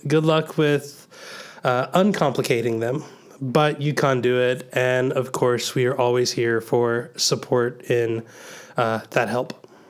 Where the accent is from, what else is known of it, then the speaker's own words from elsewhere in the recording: the South, United States; growing up in the South, I think I had a different kind of church organ